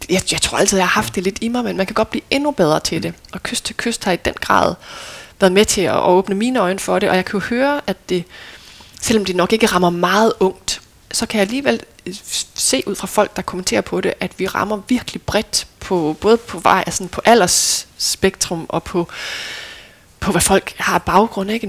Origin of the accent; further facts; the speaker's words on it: North Denmark Region, Denmark; for selvom jeg er vokset op ved Limfjorden, jamen, så har vi altid været ved den vestlige del af Limfjorden